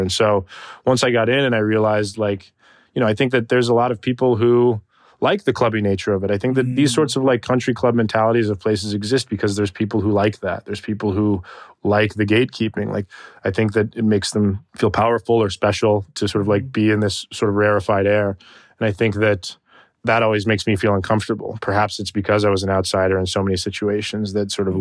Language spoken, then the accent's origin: English; Tucson, Arizona, United States; I was raised in Tucson, Arizona, for the majority of my childhood